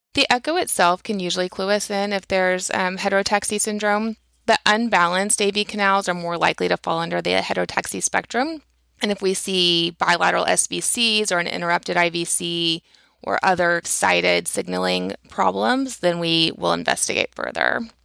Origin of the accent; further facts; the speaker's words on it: Texas, United States; I grew up in Texas, um, in a small town.